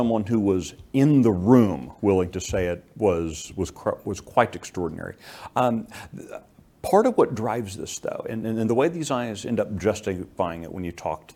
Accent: Texas, United States

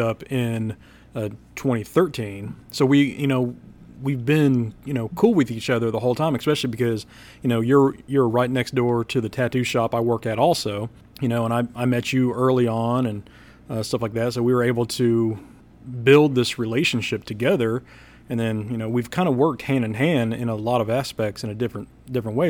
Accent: Kansas City, United States; I grew up in Kansas City

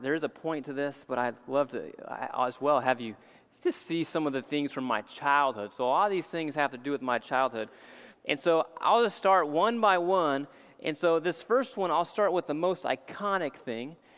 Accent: New Orleans, Louisiana, United States; as a young kid growing up in New Orleans

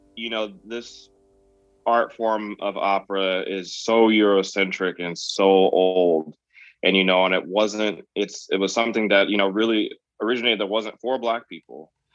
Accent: Virginia, United States; me growing up in Virginia

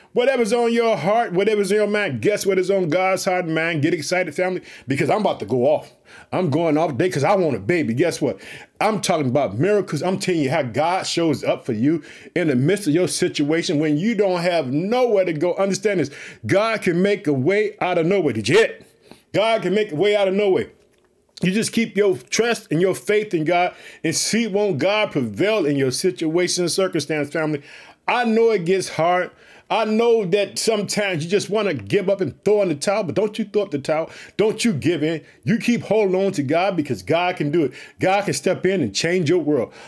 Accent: Illinois, United States; Illinois, which is my home state. I reside in the city of Chicago.

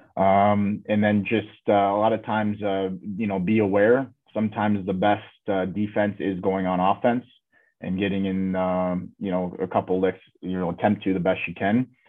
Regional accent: Michigan, United States; growing up in Michigan, I was only about two hours away from Fort Wayne

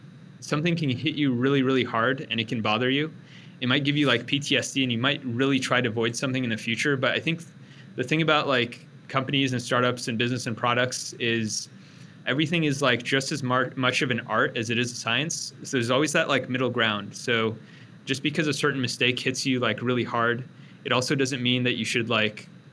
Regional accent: Bay Area, California, United States; moved away as an adult; now in Austin, United States; growing up in the Bay Area

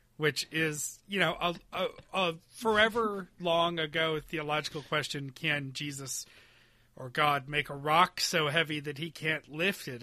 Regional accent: Western New York, United States; We never had air conditioning growing up in Western New York

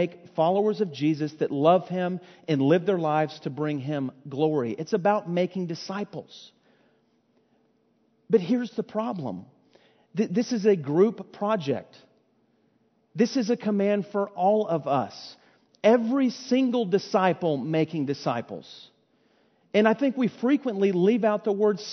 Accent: Fort Worth, Texas, United States; I was born and raised in Fort Worth

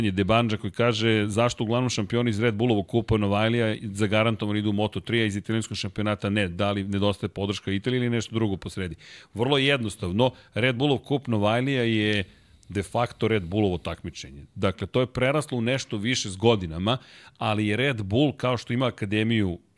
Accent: Belgrade, Serbia; pošto sam odrastao u Zemunu

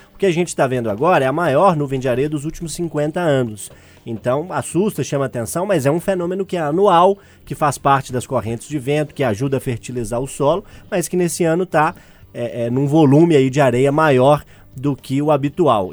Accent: Cardoso, São Paulo, Brazil; moved away; com a família lá no meu interior, lá em Cardoso

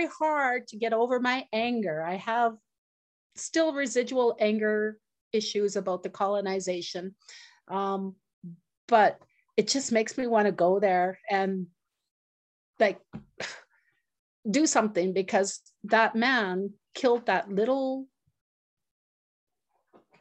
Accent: Northern Saskatchewan, Canada; I'm from Muscadet First Nation, Northern Saskatchewan, Treaty 6 territory

